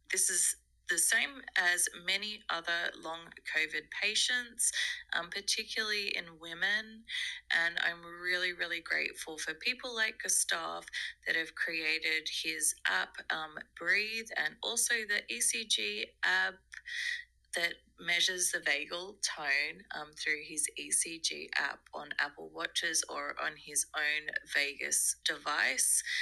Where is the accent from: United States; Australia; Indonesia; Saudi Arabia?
Australia; now in South Africa; I am Australian, but I live in South Africa.